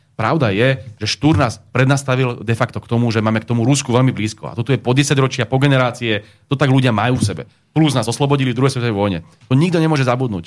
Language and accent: Slovak; Slovakia; my máme radi Slovensko, lebo sme Slováci